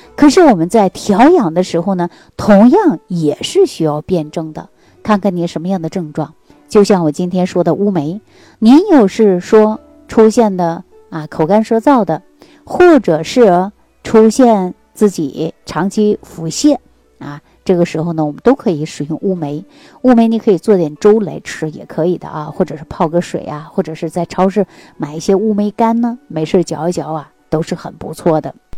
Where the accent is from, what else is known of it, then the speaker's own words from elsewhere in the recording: Northeast China, China; 对我们东北人来讲